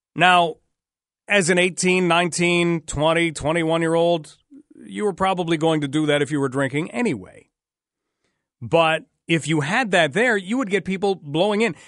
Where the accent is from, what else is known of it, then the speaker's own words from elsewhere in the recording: Ottawa, Ontario, Canada; now in London, Canada; I grew up in the Ottawa area